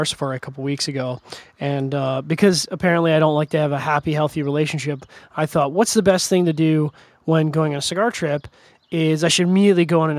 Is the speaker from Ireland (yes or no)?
no; Canada; I'm a Canadian.